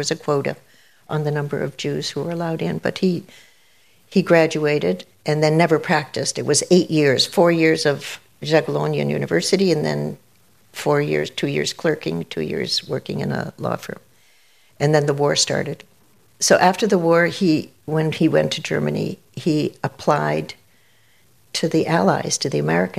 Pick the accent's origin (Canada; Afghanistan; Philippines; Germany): Canada; Toronto, Ontario; growing up in Canada, growing up in Toronto at St. Clair and Winona